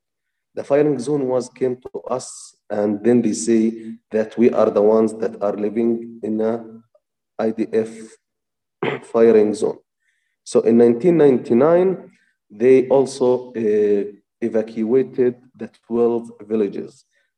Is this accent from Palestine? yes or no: yes; Touba, West Bank, Palestine; I am from a village that is called Touba. It's located in the area of Musafir Yatta in the South Hebron Hills. South Hebron Hills area, it's the last area of the south of West Bank at the adjacent with Israel.